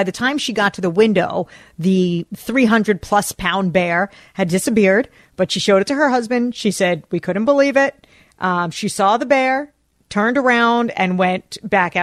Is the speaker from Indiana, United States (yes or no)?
no; northern New Jersey, United States; now in Minnesota, United States; I grew up in northern New Jersey, but only 30 miles west of New York City. So I grew up in a suburb.